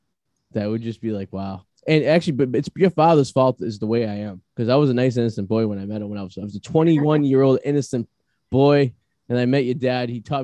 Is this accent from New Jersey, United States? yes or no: yes; New Jersey, United States; I'm from Hope Hogan, New Jersey.